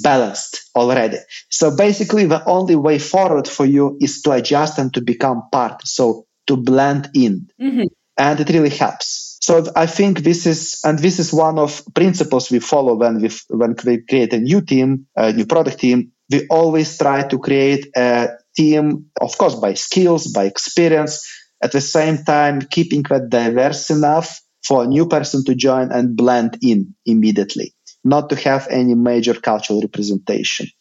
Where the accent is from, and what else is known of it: Lithuania